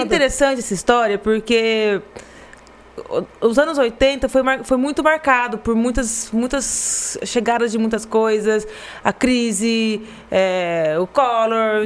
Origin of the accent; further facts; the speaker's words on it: Garça, São Paulo, Brazil; eu nasci em Garça, meu irmão nasceu em Garça, meus pais nasceram em Garça, minha mãe nasceu, minha mãe nasceu em uma fazenda ali próxima, mas é Garça